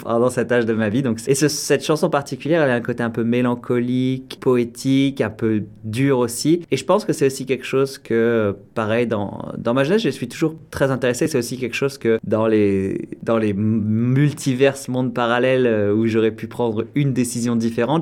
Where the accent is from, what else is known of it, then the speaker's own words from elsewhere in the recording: Orléans, Centre-Val de Loire, France; first language French; moved away as an adult; also born or lived in Paris, France; now in Toronto, Canada; j'ai grandi donc euh, en France, euh, à Orléans